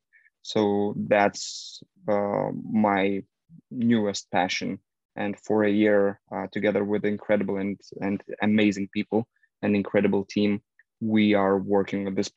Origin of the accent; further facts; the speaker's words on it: Lithuania; I'm from Lithuania, northern Eastern Europe.